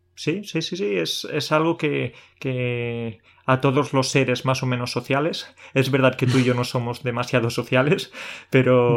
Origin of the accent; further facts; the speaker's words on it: Andalusia, Spain; yo soy andaluz